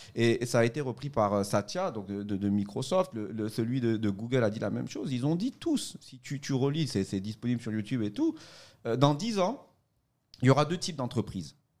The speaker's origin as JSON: {"language": "French", "country": "Côte d’Ivoire", "moved": "yes", "said": "je suis euh, de Côte d'Ivoire, hein, je suis ici"}